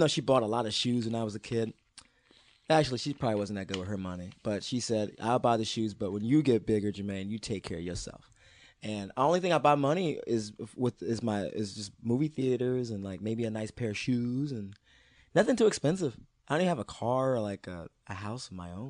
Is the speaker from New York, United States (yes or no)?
no; Maryland, United States; I'm from Maryland